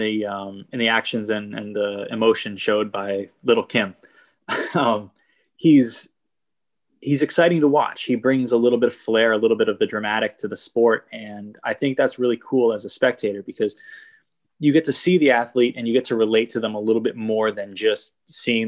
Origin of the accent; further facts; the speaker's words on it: Boston, Massachusetts, United States; I grew up in Boston